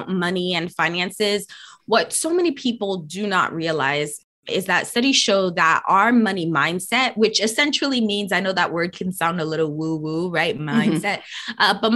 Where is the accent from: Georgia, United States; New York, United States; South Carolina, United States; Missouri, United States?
New York, United States; New York City; I am born and raised in New York City, in the Bronx in particular